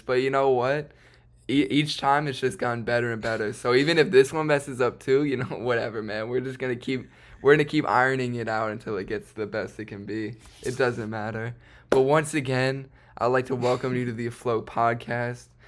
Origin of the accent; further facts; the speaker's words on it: Chicago, Illinois, United States; I myself um, have also been born and raised in Chicago